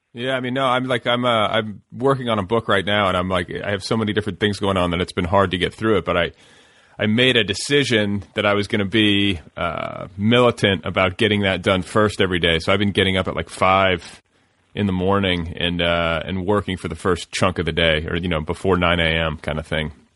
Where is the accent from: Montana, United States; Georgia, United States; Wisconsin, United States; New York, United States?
Wisconsin, United States; now in Los Angeles, United States; the team that I cheered for when I was a kid growing up in Wisconsin